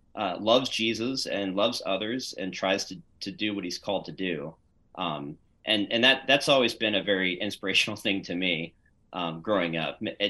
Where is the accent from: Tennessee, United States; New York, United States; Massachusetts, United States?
Massachusetts, United States; Beverly; born there; also born or lived in Pennsylvania; But I was born in the Boston area, believe it or not, in Beverly, north of Boston. So I started my life as a New Englander, and then moved around to Pennsylvania